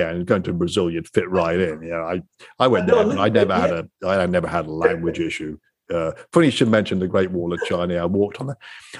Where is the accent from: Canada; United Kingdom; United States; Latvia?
United Kingdom; Coventry, West Midlands; moved away; I was from Coventry in the middle